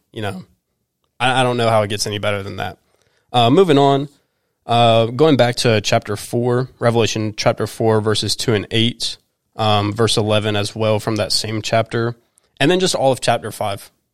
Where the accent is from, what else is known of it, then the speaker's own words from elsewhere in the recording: High Point, North Carolina, United States; now in Winston-Salem, United States; I was born in High Point, North Carolina, which is where our church is located.